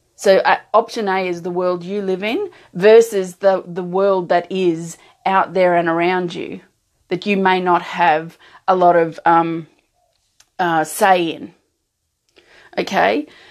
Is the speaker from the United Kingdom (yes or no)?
no; Australia; an Australian who doesn't have that kind of culture in and around